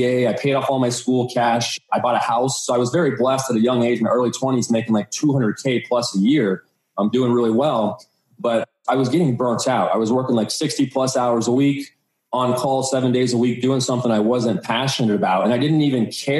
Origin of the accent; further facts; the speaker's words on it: Phoenix, Arizona, United States; also born or lived in Colorado; I was born and raised here in Phoenix. So I pretty much lived here my entire life.